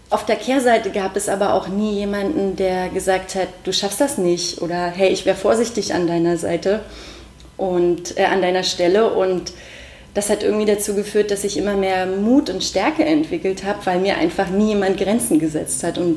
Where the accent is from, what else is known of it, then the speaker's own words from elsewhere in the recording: Brandenburg, Germany; ich bin im Spreewald aufgewachsen und ich bin ins Internat gezogen in die schöne Spreewaldstadt Lübben.